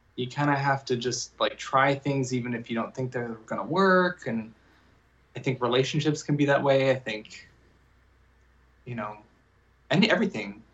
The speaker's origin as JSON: {"language": "English", "town": "Las Vegas", "region": "Nevada", "country": "United States", "tie": "born or raised there", "said": "I grew up, I grew up in Las Vegas"}